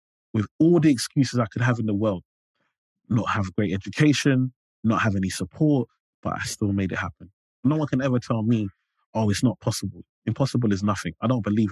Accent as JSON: {"language": "English", "region": "London", "country": "United Kingdom", "tie": "born or raised there", "said": "I grew up in Limehouse."}